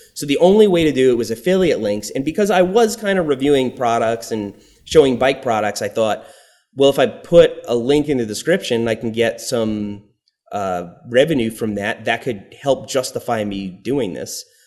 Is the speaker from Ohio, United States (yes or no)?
no; Long Island, New York, United States; accent: New York; moved away as an adult; also born or lived in Florida; growing up in New York on Long Island